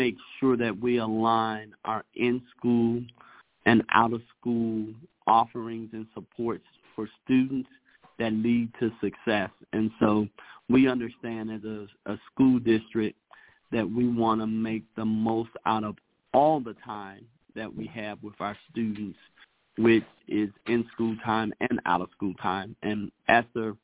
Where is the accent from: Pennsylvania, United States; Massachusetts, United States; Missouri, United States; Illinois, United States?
Illinois, United States; Chicago; now in Denver, United States; I'm originally from Chicago